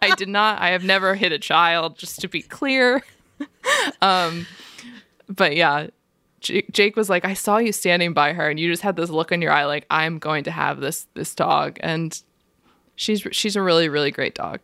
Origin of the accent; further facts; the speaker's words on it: Tampa, Florida, United States; moved away as an adult; also born or lived in Maryland / New Jersey / New York; now in Philadelphia, United States; I was born in Maryland. I lived in New Jersey for a little bit, but I basically grew up in Tampa, Florida from second grade until I graduated from college